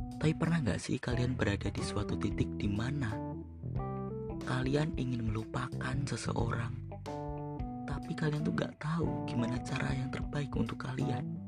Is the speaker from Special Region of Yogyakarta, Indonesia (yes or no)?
no; Magelang, Central Java, Indonesia; Aku berasal dari kota Magelang